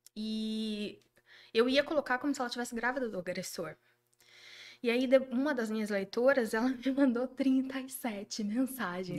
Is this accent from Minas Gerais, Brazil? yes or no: yes; Juiz de Fora, Minas Gerais, Brazil; accent: mineiro; now in Jundiaí, Brazil; Eu sou de Juiz de Fora